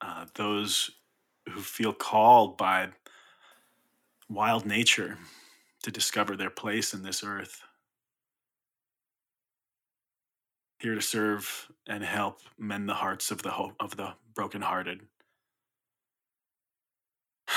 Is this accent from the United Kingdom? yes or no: no; Indiana, United States; now in Sandpoint, United States; I grew up in the Midwest in Indiana. So I'm a Midwestern boy, proud of it